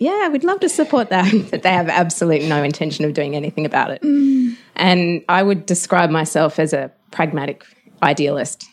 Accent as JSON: {"language": "English", "region": "Tasmania", "country": "Australia", "tie": "born or raised there", "said": "I grew up in Tasmania"}